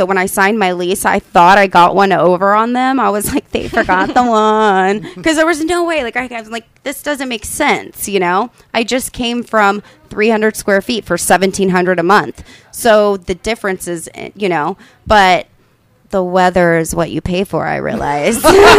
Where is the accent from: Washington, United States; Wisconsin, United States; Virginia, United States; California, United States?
California, United States; Riverside; moved away as an adult; now in Tulsa, United States; I'm from Southern